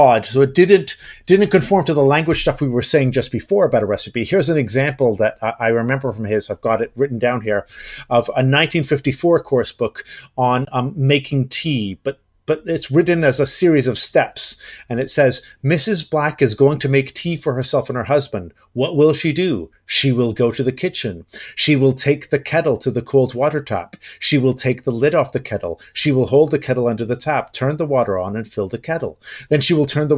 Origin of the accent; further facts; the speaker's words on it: Canada; I am a Canadian, a Canuck